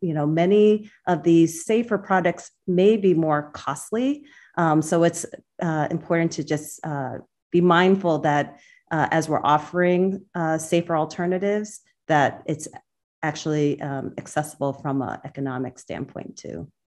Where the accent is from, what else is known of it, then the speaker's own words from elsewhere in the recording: central Massachusetts, United States; also born or lived in Boston; I was born in Boston. Um, along with my three siblings, uh, we grew up in central Massachusetts